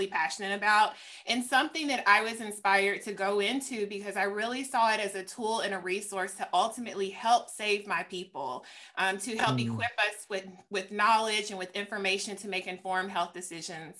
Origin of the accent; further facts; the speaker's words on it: Tennessee, United States; moved away as an adult; I am actually back in my home state now. I'm back in the fabulous state of Tennessee